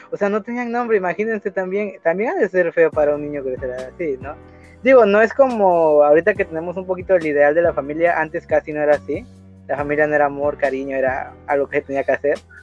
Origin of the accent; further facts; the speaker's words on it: Mexico; yo soy mexicano